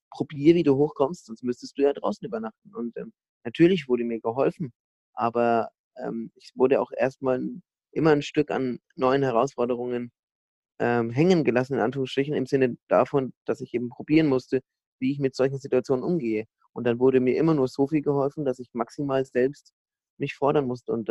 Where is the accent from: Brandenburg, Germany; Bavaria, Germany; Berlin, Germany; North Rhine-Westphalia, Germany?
Bavaria, Germany; Bamberg; dann bin ich dann irgendwie doch im Laufe der nächsten ein, zwei Wochen mal in meiner Heimatstadt Bamberg an die Uni gegangen